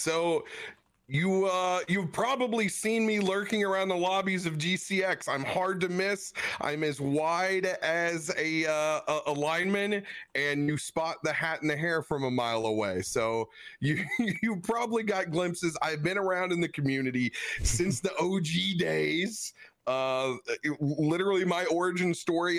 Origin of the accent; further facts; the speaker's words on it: Cape Girardeau, Missouri, United States; I am from Cabo Girardeau